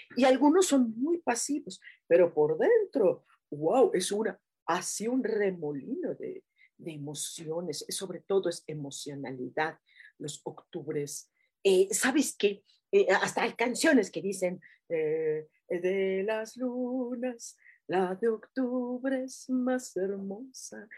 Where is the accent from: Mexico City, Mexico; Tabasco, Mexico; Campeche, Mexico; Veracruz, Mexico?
Mexico City, Mexico; Así somos los chilangos.